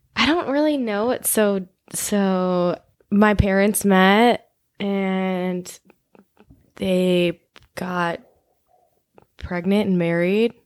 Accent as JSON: {"language": "English", "area": "Chicago suburbs", "region": "Illinois", "country": "United States", "also_born_or_lived": "Los Angeles", "said": "I'm from Chicagoland, Chicago suburbs, like, the northwest suburbs area."}